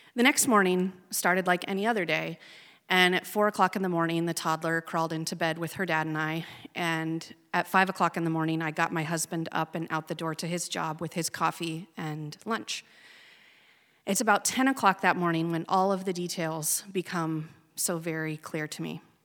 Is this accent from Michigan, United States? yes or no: no; Oregon, United States; born or raised there; moved away